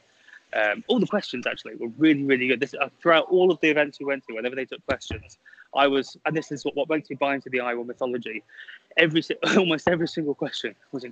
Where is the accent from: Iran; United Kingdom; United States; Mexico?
United Kingdom; I'm British